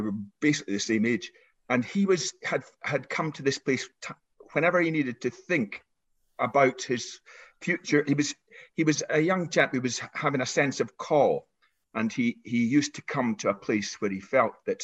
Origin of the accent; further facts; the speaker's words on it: the Highlands, Scotland, United Kingdom; I was brought up in the Highlands, as you can probably hear